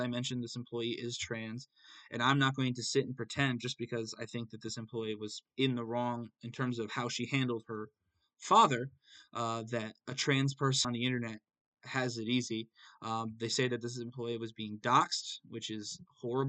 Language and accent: English; United States; I'm an American